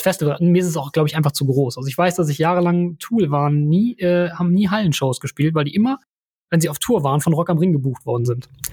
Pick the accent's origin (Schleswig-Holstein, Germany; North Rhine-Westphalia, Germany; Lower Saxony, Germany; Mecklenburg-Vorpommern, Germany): North Rhine-Westphalia, Germany; Bonn; hier bei uns in Bonn